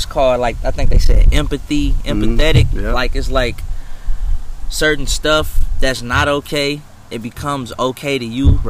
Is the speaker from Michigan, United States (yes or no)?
yes; Pontiac, Michigan, United States; Growing up in Pontiac, for me, it started off, like, real good.